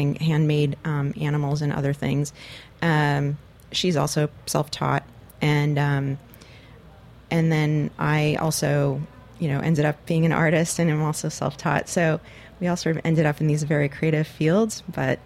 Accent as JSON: {"language": "English", "town": "Los Gatos", "region": "California", "country": "United States", "tie": "born or raised there", "also_born_or_lived": "Schenectady, New York / San Jose, California", "lives_now": "San Francisco, United States", "said": "I grew up mostly in Northern California. I moved there when I was 8 years old in 1976. From Schenectady, New York, which is where I was born and lived the first 8 years of my life."}